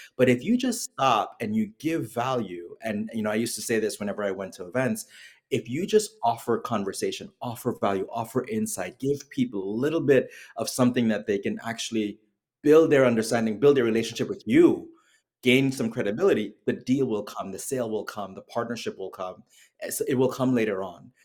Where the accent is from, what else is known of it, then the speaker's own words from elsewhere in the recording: Trinidad & Tobago; moved away as an adult; now in United States; I was born and raised in Trinidad and Tobago